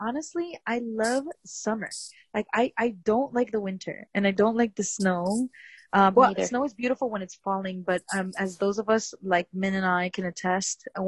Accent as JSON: {"language": "English", "country": "United States", "tie": "born or raised there", "said": "I was born in the USA, but I'm not from American descent"}